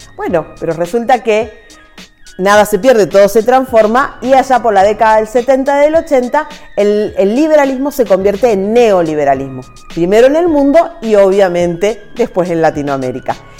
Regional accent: Salta, Argentina

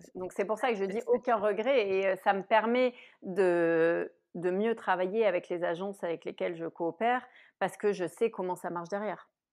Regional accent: Marseille, Provence-Alpes-Côte d'Azur, France; j'ai grandi à Marseille

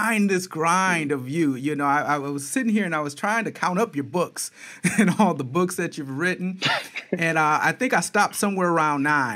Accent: Flint, Michigan, United States; moved away as an adult; also born or lived in Detroit metro area, Michigan; now in Atlanta, United States; I live in the A right now, but I'm from Michigan, spent a lot of time, most of my adult career in the Detroit metro area, but grew up in Flint

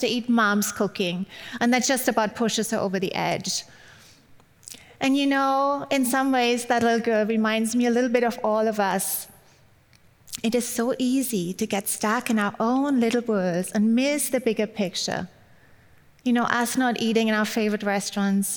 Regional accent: Germany; English is a second language; moved away; I grew up in Germany

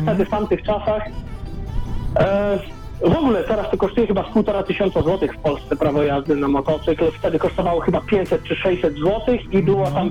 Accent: Poland; ja się wychowywałem na malutkiej wsi

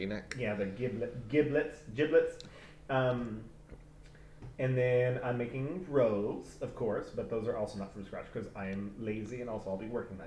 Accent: Texas, United States; I'm Texan

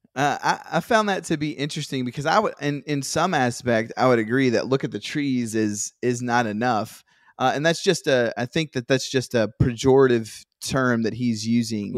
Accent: Virginia, United States; I grew up in Virginia

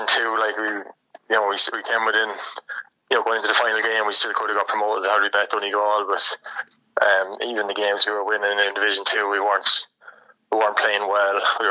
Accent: Waterford, Munster, Ireland; also born or lived in Brussels / England; now in Kildare, Ireland; Growing up in Waterford, I moved there when I was 7 or 8

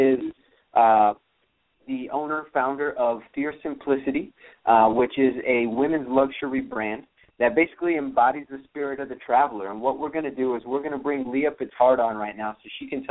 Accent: Miami, Florida, United States; I'm from Miami

